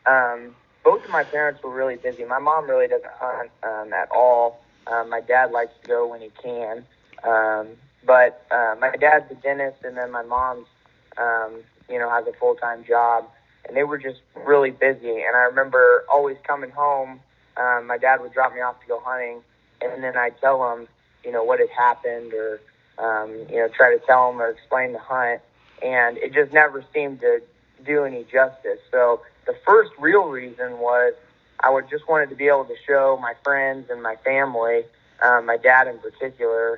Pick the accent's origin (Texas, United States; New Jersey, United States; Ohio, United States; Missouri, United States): Missouri, United States; I'm from Missouri. George and I actually only live probably 80 miles apart, so I'm close to Iowa